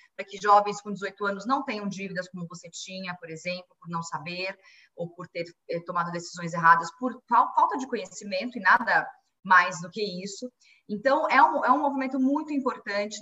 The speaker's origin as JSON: {"language": "Portuguese", "country": "Brazil", "said": "como brasileiros"}